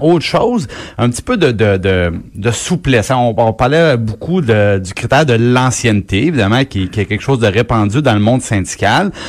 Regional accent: Trois-Rivières, Quebec, Canada; moi, je viens, je viens de Trois-Rivières

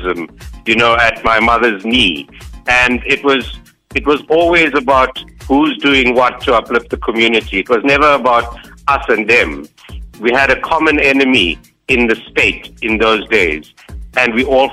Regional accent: South Africa; we are South Africans first.

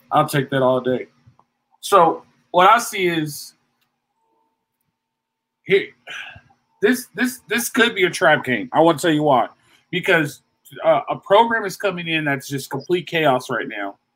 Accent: Missouri, United States; And I'm from Missouri. Show me.

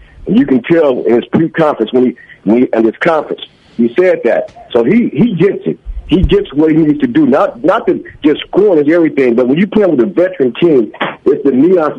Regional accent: Arkansas, United States; now in Stockton, United States; I'm born in Arkansas.

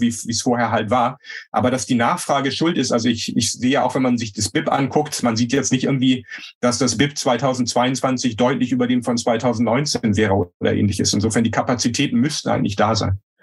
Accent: Germany; als Deutsche

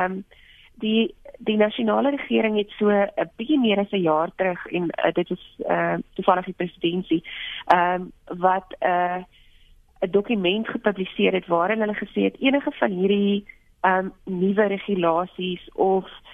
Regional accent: South Africa

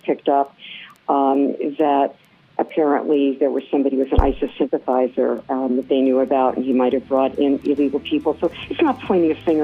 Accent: New York, United States; As a New Yorker, I would say this living in downtown New York

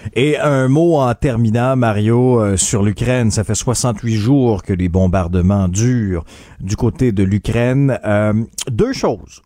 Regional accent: Abitibi, Quebec, Canada; je viens d'Abitibi

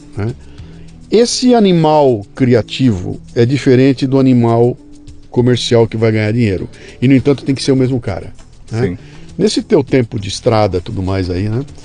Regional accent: Bauru, São Paulo, Brazil; moved away; eu tinha uma coluna semanal no Jornal da Cidade de Bauru, na minha terra

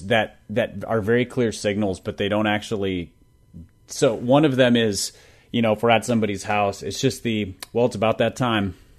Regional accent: Minnesota, United States; I'm a Minnesotan

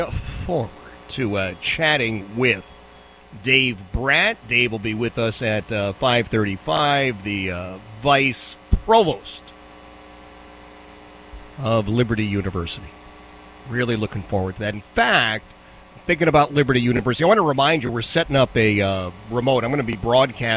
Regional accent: Philadelphia, Pennsylvania, United States; now in Virginia, United States; I grew up in Philadelphia

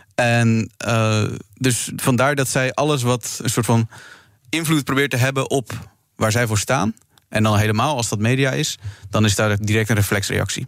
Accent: Krimpen aan den IJssel, South Holland, Netherlands; ik kom zelf ook uit Krimp aan de IJssel, ook uit een reformatorische achtergrond.

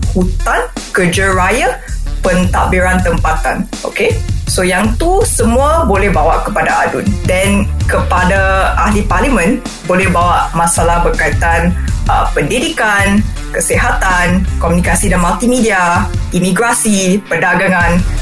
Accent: Malaysia; kita sebagai orang Malaysia sebagai rakyat

